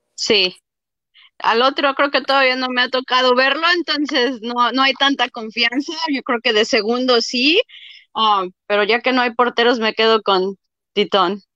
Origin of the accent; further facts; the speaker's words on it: Mexico City, Mexico; De la Ciudad de México, del Distrito Federal.